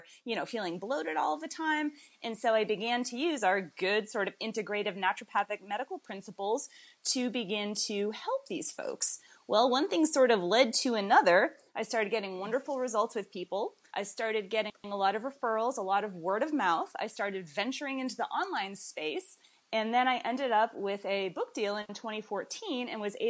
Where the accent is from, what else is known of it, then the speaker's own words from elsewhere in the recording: Boston, Massachusetts, United States; moved away as an adult; now in Winston-Salem, United States; I am originally from Boston, Massachusetts, and that's where I went to college